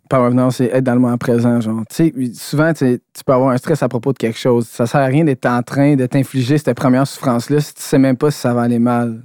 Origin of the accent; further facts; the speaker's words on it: Quebec, Canada; je suis québécois ou que je viens d'ici